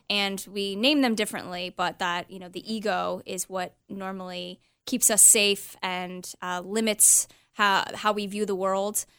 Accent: Los Angeles, California, United States; I was born actually in Los Angeles

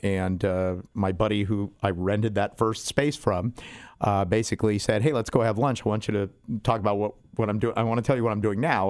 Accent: San Diego, California, United States; I went to school, I grew up in University City, went to, uh, Spreckles Elementary and Stanley Junior High

